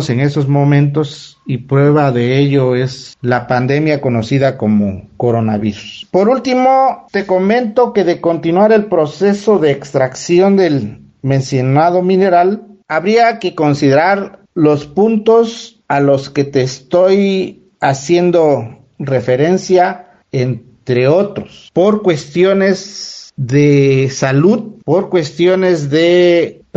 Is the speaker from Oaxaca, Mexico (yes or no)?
yes; Cuyamecalco Villa de Zaragoza, Oaxaca, Mexico; yo soy originario, nativo de Cuyamecalco, Villa de Zaragoza.